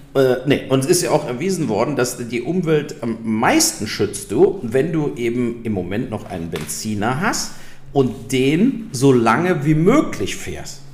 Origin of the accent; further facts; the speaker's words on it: Germany; wir als Deutsche